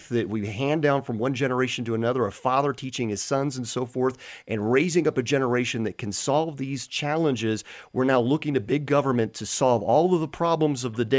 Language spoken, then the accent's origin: English; United States; we as the American public